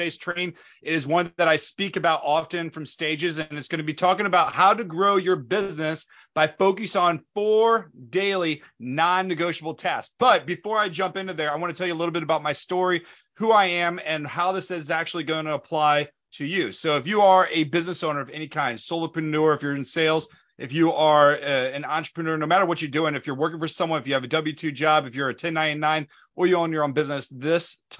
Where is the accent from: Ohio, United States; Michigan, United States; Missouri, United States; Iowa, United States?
Missouri, United States; St. Louis; We grew up in St. Louis